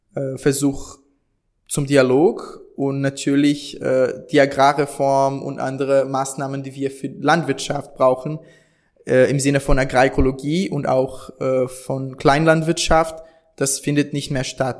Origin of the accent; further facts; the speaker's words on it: South Region, Brazil; German is a second language; moved away as an adult; now in Germany; ich komme aus dem Süden Brasiliens